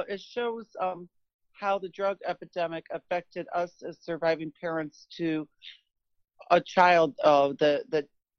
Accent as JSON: {"language": "English", "town": "Rochester", "region": "New York", "country": "United States", "tie": "born or raised there", "also_born_or_lived": "Orlando", "moved": "yes", "said": "Rochester, New York, at my hometown."}